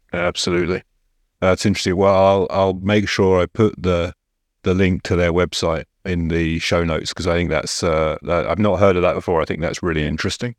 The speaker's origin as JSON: {"language": "English", "region": "England", "country": "United Kingdom", "said": "as an Englishman"}